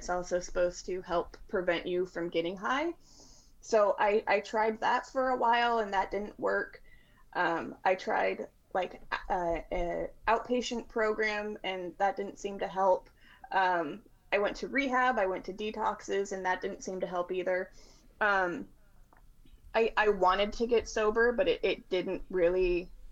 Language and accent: English; Washington, United States; I'm from Washington State